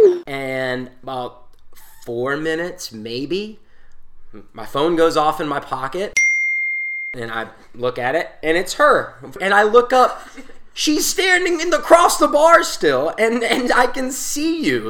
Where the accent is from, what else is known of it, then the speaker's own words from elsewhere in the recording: Newberry, South Carolina, United States; I'm from Newberry